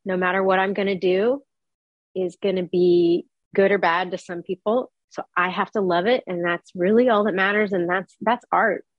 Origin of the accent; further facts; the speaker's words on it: Texas, United States; also born or lived in New York City, United States; I was born in New York City, but I moved to Texas when I was about three or four. And I mostly grew up in Texas